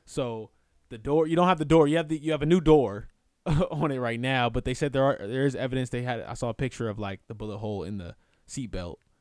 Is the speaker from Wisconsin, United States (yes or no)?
no; Inglewood, California, United States; that's my hometown